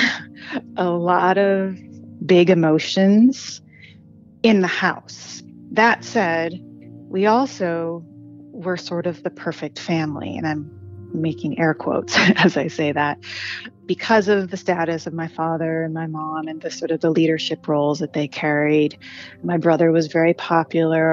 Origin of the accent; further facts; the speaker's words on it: Wisconsin, United States; I grew up in Wisconsin in the mid-70s and 80s